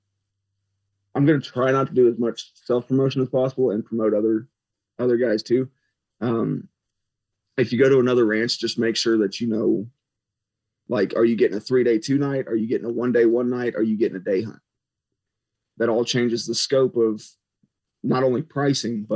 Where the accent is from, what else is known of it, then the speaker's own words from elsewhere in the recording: Missouri, United States; now in Texas, United States; I grew up in Missouri